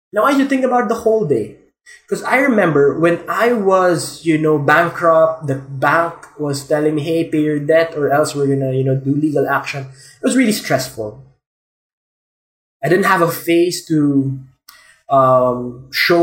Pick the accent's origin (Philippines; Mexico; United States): Philippines; I'm a Filipino